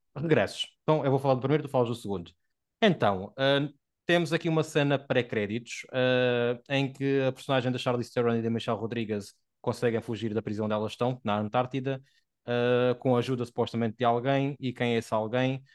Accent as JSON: {"language": "Portuguese", "country": "Portugal", "said": "porque somos portugueses"}